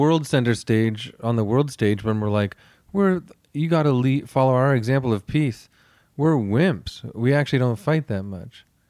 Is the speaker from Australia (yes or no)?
no; Canada